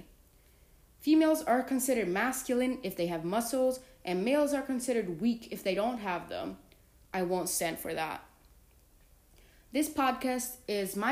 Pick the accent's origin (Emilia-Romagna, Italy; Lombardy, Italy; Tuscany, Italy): Tuscany, Italy; Florence; moved away as an adult; I was born and raised in Florence, Italy